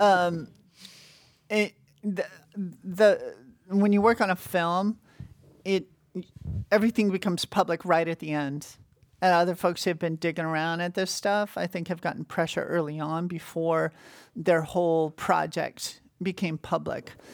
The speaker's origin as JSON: {"language": "English", "region": "Montana", "country": "United States", "tie": "born or raised there", "also_born_or_lived": "Washington / New York", "moved": "yes", "said": "I was born in Washington, in the state of Washington. but I don't remember that 'cause I moved to Montana when I was really young. So I always think of myself as being from Montana."}